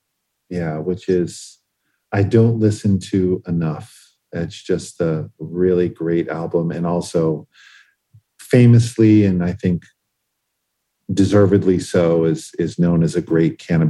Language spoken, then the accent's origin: English; Boston, Massachusetts, United States; So, I probably had Larry Bird on the wall growing up in Boston, being a basketball